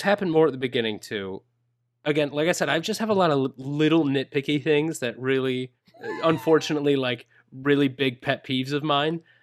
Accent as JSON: {"language": "English", "region": "Minnesota", "country": "United States", "said": "I'm a gringo from Minnesota."}